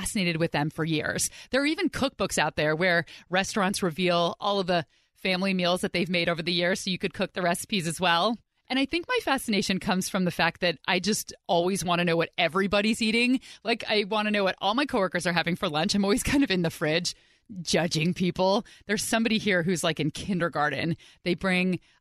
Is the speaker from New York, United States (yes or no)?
no; Pleasanton, California, United States; I grew up in the Bay Area